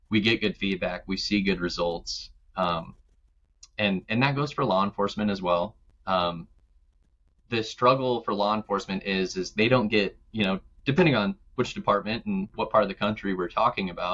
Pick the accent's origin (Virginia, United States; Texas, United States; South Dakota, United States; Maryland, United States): South Dakota, United States; Black Hills of; I grew up in the Black Hills of South Dakota